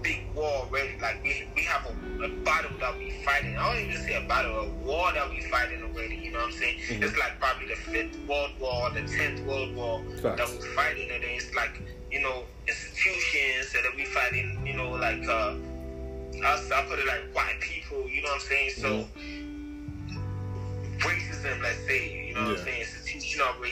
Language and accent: English; Ghana; moved away as an adult; now in United States; I'm from Africa, bro, I'm from Ghana. Mm-hmm. I haven't been here for too long, you know, I wasn't brought up here.